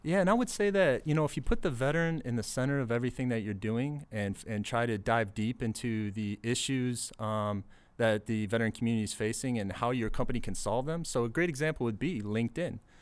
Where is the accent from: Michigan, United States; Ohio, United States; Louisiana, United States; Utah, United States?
Michigan, United States; Detroit; grew up in the suburbs of Detroit, Michigan.